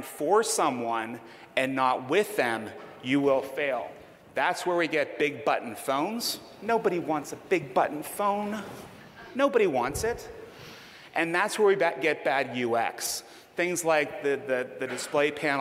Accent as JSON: {"language": "English", "town": "Pittsburgh", "region": "Pennsylvania", "country": "United States", "said": "I'm from Pittsburgh, home of Heinz ketchup and plenty of pickles"}